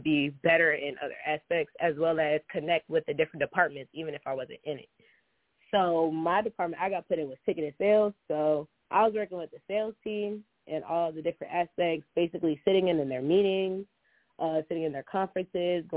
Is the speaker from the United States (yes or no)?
yes; New Jersey, United States; moved away as an adult; now in Alabama, United States; I'm from New Jersey